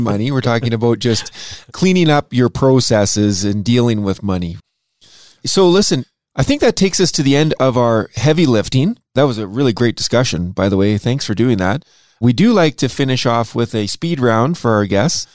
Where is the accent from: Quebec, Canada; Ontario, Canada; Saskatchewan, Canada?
Saskatchewan, Canada; Saskatoon; Greg and I both grew up in a place called Saskatchewan. I grew up in Saskatoon